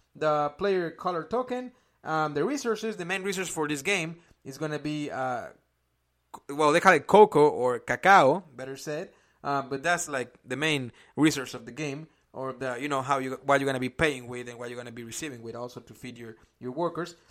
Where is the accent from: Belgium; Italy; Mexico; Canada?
Mexico; English is a second language; now in Indianapolis, United States; I'm originally from Mexico